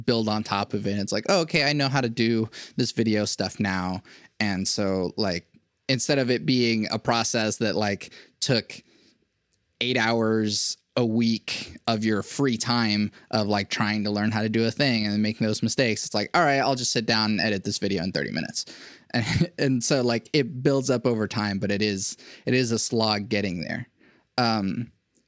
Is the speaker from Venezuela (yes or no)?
yes; Venezuela; I was born in Venezuela